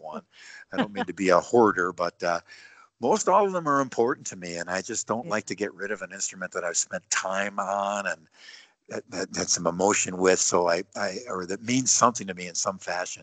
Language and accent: English; Buffalo, New York, United States; my hometown in Buffalo